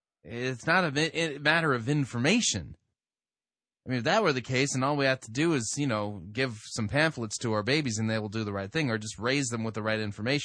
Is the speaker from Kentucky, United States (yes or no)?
no; California, United States; I'm beginning to think that I actually qualify as a Yankee, even though I grew up in Southern California.